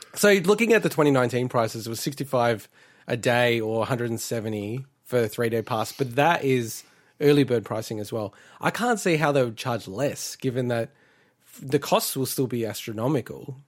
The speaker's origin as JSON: {"language": "English", "region": "Victoria", "country": "Australia", "tie": "born or raised there", "moved": "yes", "said": "in Victoria, my home state, not that I live there anymore."}